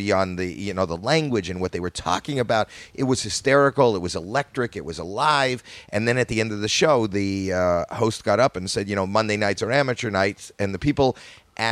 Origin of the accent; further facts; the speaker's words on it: Toronto, Ontario, Canada; moved away as an adult; I'm from Toronto, Canada